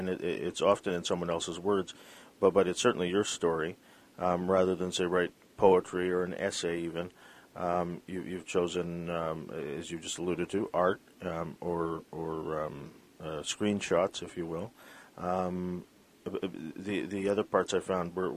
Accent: Vancouver, British Columbia, Canada; I was born in Vancouver

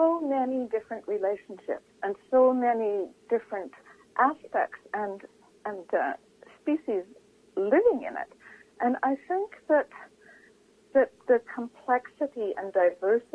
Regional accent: Vancouver, British Columbia, Canada; born or raised there; also born or lived in Chilliwack, British Columbia

